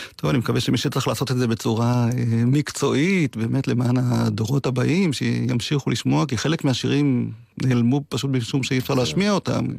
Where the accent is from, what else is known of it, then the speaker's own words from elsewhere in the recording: Degania Alef, Northern District, Israel; אני נולדתי וגדלתי בדגניה א'